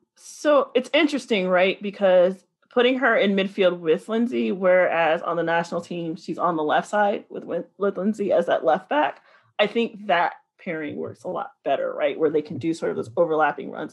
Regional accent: the South, United States; I'm from the South

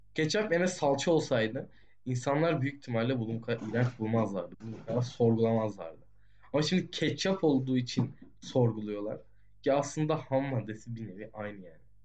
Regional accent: Turkey; Türk'üz abi.

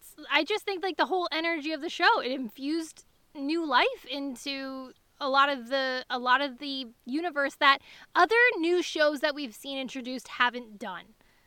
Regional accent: Canada

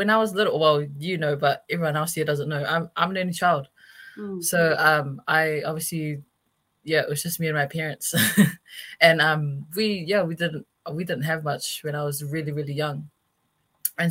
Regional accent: Auckland, New Zealand; I'm from West Auckland

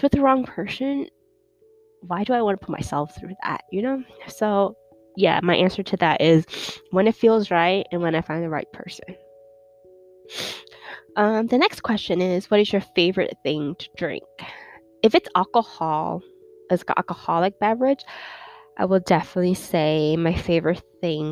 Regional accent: New York City, New York, United States; also born or lived in China; I grew up in New York City

